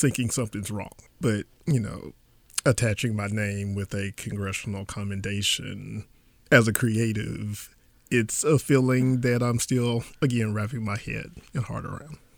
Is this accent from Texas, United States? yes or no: yes; Beaumont area, Texas, United States; growing up in this area, growing up in Texas, we all had Texas history